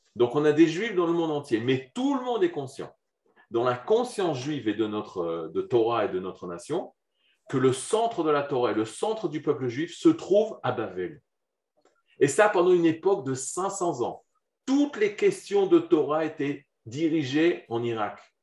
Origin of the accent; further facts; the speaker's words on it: Jerusalem, Jerusalem District, Israel; je suis de Yerushalayim, de Jérusalem, de Mahomir à Jérusalem